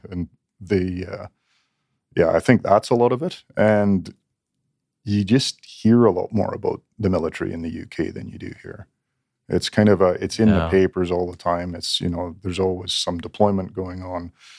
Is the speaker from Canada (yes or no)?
yes; Canada; Because I grew up in Canada and it didn't seem realistic, really.